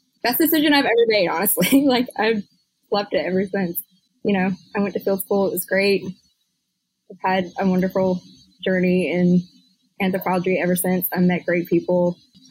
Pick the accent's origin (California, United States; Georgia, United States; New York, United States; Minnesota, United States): Georgia, United States; Jackson; also born or lived in Athens, Georgia / Illinois; now in Augusta, United States; I was born and raised in Georgia, Jackson, Georgia, Butts County, Cracker